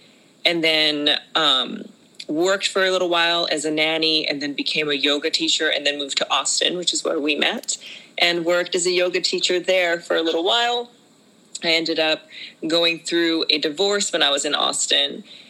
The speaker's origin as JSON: {"language": "English", "country": "Japan", "tie": "born or raised there", "also_born_or_lived": "China", "moved": "as an adult", "said": "So I was born in China and I was raised in Japan, and I actually grew up in a cult called the Children of God."}